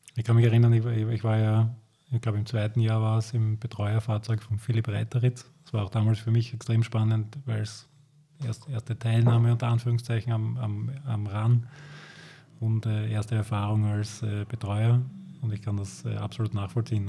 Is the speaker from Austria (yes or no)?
yes; Lower Austria, Austria; ich komme auch aus Niederösterreich